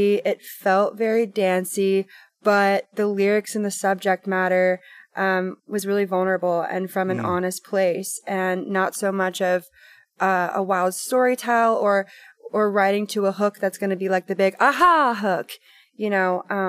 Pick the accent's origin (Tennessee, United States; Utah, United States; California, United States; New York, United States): Tennessee, United States; Hot Rock; I grew up in Hot Rock, Tennessee, on a 30-acre farm, was homeschooled, just me and my mom and my sister.